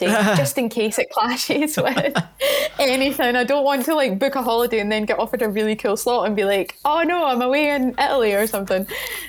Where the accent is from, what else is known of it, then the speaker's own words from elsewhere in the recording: Mid Calder, Scotland, United Kingdom; moved away as an adult; now in Edinburgh, United Kingdom; I've got a gig with Fresh Sounds in my hometown of Mid Calder